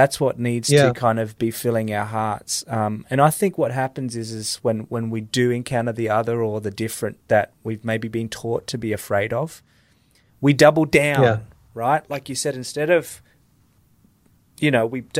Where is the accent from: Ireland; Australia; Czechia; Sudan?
Australia; moved away; also born or lived in Iraq; I'm from Australia